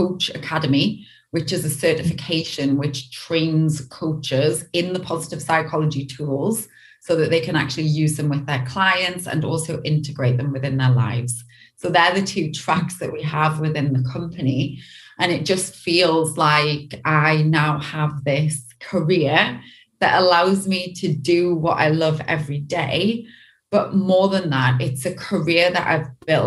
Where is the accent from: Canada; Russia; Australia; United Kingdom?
United Kingdom; Newcastle upon Tyne, North East England; now in Los Angeles, United States; I'm originally from the UK, from a place called Newcastle. And I grew up just having a pretty standard, pretty normal childhood